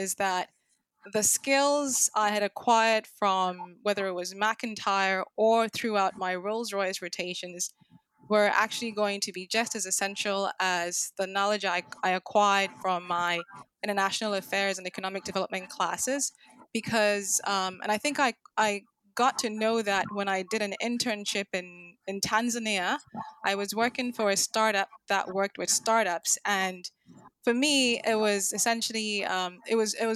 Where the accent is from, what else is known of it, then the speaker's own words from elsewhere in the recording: Ghana; although I'm Ghanaian by birth